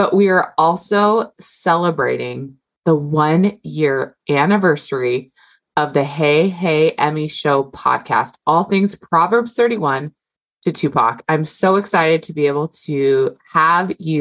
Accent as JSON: {"language": "English", "region": "Hawaii", "country": "United States", "said": "I'm Hawaiian."}